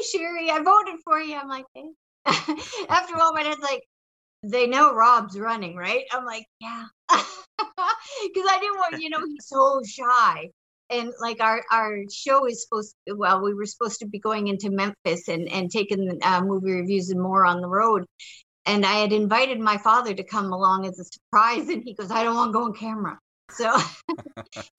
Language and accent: English; Canada; I'm Canadian